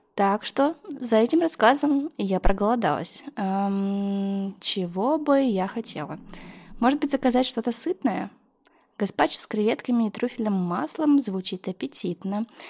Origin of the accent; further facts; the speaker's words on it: Yekaterinburg, Sverdlovsk Oblast, Russia; also born or lived in Moscow / Netherlands; now in Saint Petersburg, Russia; Я родилась и выросла в Екатеринбурге, какое-то время жила в Москве, а еще был период, когда я училась в Голландии.